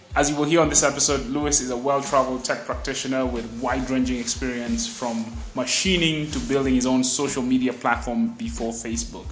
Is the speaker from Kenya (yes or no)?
yes; Kenya; moved away; growing up in Kenya